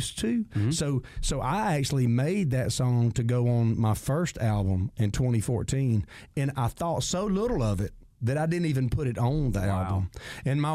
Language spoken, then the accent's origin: English; Jones County, Georgia, United States; growing up in Jones County, I guess it was a common theme that everybody thought when we get out of school, we can't wait to get away from Jones County